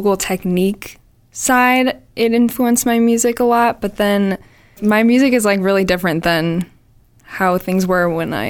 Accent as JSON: {"language": "English", "town": "Boston", "region": "Massachusetts", "country": "United States", "said": "I'm from Boston."}